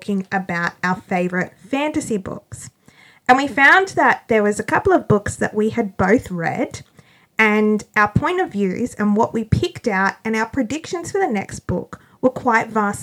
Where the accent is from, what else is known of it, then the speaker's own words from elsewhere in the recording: New South Wales, Australia; We are two sisters from New South Wales, Australia